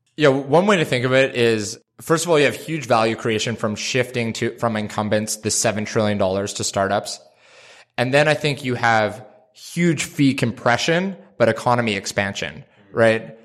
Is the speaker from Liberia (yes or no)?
no; Canada; I'm Canadian